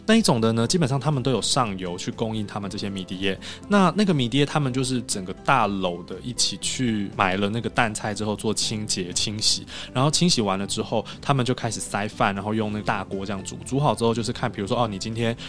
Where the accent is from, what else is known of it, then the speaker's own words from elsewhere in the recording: Taiwan; 因为它跟我们台湾人所认知的高丽菜卷不一样，